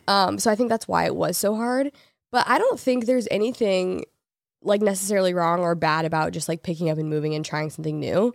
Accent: Portland, United States; moved away as an adult; also born or lived in Los Angeles; I grew up in Portland, I lived there my whole life, and then I moved to L A out of high school

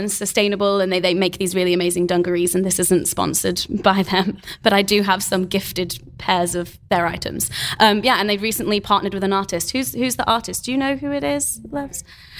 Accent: Manchester, North West England, United Kingdom; I'm actually from Manchester, but I've lived in the southern regions of the UK for far too long that my accent's gone.

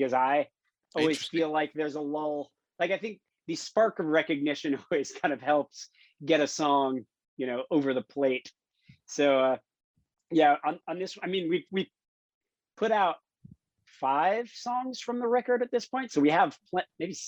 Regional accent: Miami, Florida, United States; moved away as an adult; also born or lived in Gainesville, Florida / California; I grew up in Miami

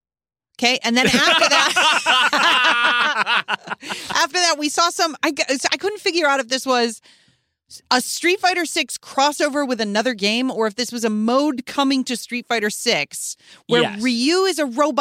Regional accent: Chicago, Illinois, United States; But I grew up in Chicago

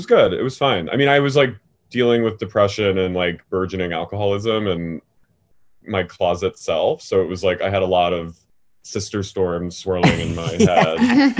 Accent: New Jersey, United States; accent: Philly; also born or lived in Philadelphia / Lancaster, Pennsylvania; I grew up in South Jersey.

